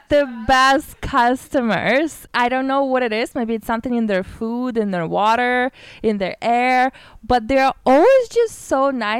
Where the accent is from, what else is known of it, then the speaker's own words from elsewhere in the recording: Canada; we're from Canada